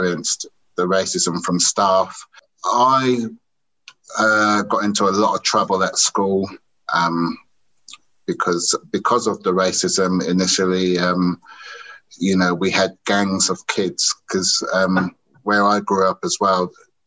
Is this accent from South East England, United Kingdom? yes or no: yes; Oxford, South East England, United Kingdom; also born or lived in Caribbean; I grew up in Oxford after being born here and then being taken over to the Caribbean until I was 3 years old. And then I came back to the UK.